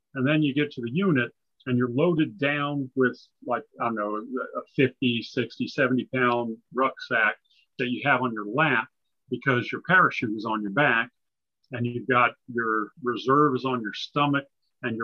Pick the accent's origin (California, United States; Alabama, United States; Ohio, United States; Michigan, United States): California, United States; born there; also born or lived in Japan / Okinawa / England; So I grew up in a military family, actually. I was born in California. My father was an Air Force pilot. And so I grew up on Air Force bases overseas in Japan and Okinawa and England.